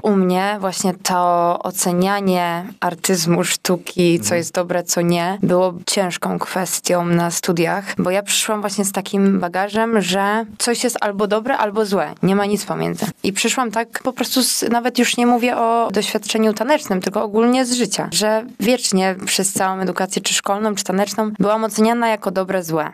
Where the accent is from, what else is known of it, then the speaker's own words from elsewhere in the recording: Łódź, Łódź Voivodeship, Poland; zawsze będę dumna z tego, że jestem z Łodzi.